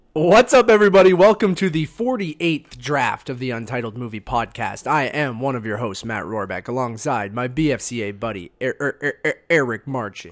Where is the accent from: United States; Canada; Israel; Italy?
Canada; Being Canadian